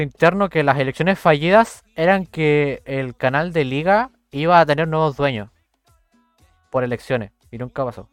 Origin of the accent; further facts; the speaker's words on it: Puerto Montt, Los Lagos, Chile; Yo soy de Puerto Montt